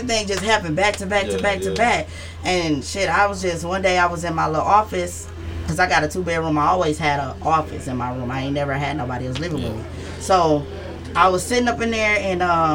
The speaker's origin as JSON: {"language": "English", "town": "Houston", "region": "Texas", "country": "United States", "tie": "born or raised there", "said": "I grew up in Sunnyside and in Yellowstone"}